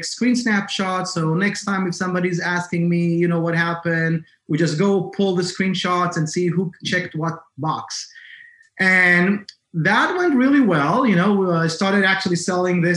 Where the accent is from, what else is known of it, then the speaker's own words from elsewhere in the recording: Israel; now in Massachusetts, United States; originally, I'm from Israel.